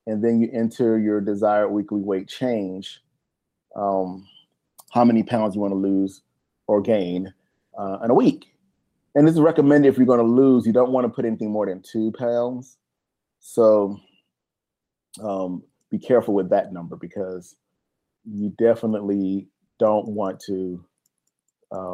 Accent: United States; we're from America

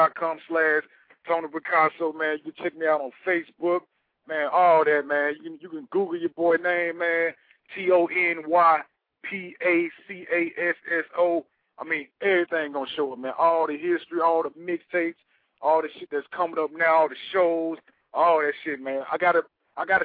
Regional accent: Memphis, Tennessee, United States; now in Atlanta, United States; I'm originally from Memphis. I'm in Atlanta right now

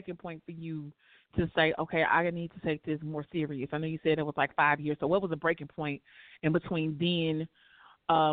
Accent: Chicago, Illinois, United States; We both from the West Side

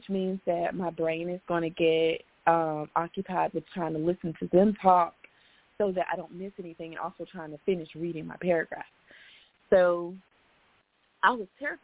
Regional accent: Memphis, Tennessee, United States; now in Chattanooga, United States; I grew up in Memphis, Tennessee

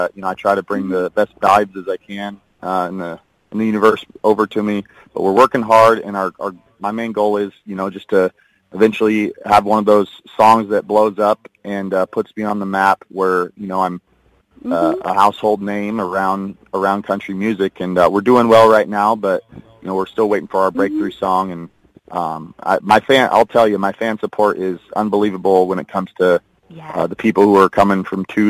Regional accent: Washington, United States; I'm from Washington State

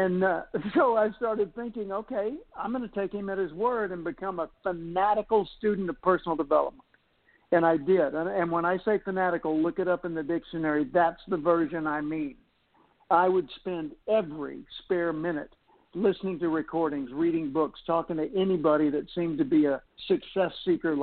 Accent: Little Rock, Arkansas, United States; moved away; also born or lived in California; I grew up in Little Rock, Arkansas.

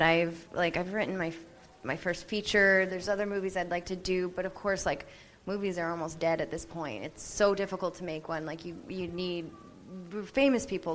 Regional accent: Canada; also born or lived in Vancouver / Los Angeles; I'm Canadian.

